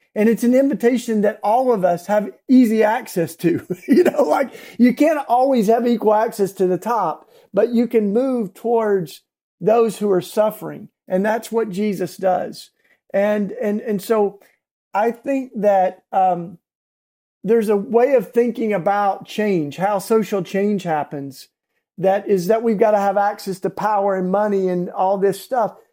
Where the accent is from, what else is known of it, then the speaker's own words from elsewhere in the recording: East Tennessee, United States; now in Philadelphia, United States; I grew up in East Tennessee, down south, and what we call the Bible Belt